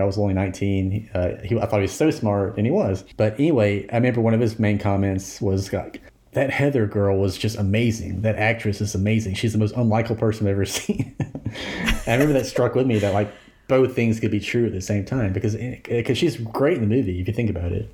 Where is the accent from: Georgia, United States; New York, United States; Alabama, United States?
Alabama, United States; Alabaster; I grew up in Alabaster, back in the eighties, when I was a child